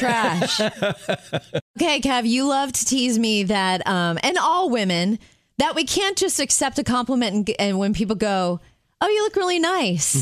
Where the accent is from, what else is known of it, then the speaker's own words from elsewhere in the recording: Jupiter, Florida, United States; moved away; I grew up in Jupiter